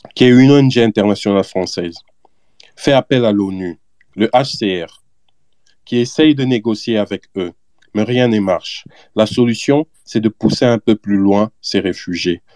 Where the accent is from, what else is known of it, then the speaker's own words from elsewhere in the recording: DR Congo; chez nous en RDC